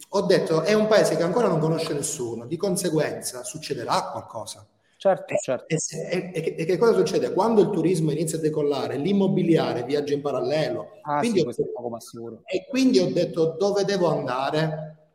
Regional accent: Albania; io ci sono cresciuto in Albania, quindi io, io sono venuto un bambino e, e sto facendo il, il, il, passaggio per diventare un uomo.

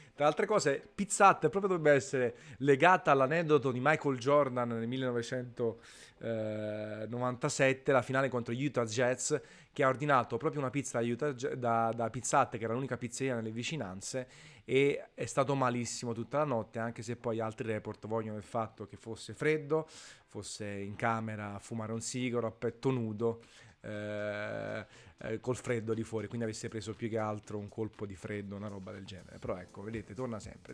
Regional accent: Naples, Campania, Italy; sono napoletano

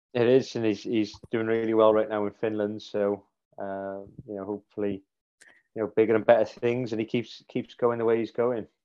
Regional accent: Cardiff, Wales, United Kingdom; moved away as an adult; now in Sheffield, United Kingdom; all the family, all the grandparents and aunts and uncles, cousins, we're all down in Cardiff still

